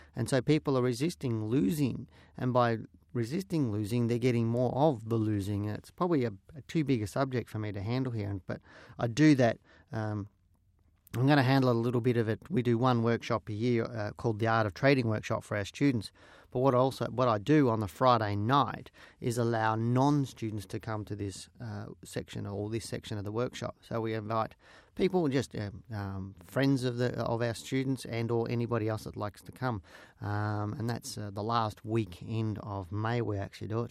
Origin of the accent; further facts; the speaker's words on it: Geelong, Victoria, Australia; I was born and raised in Geelong